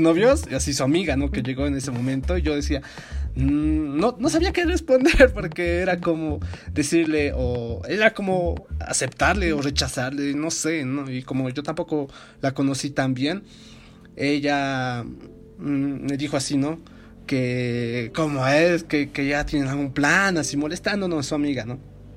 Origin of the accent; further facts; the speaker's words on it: La Paz, Bolivia; de mi ciudad, ¿no? De La Paz, Bolivia